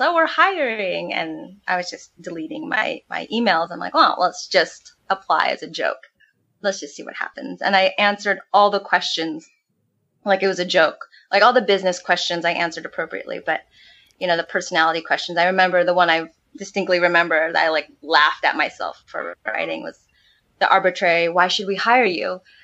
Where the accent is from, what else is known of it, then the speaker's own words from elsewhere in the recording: San Marcos, California, United States; moved away as an adult; also born or lived in Oceanside, California; now in Mexico; Jason and I actually came from the same hometown. We're from Oceanside, well, originally San Marcos, California, and that's North County, San Diego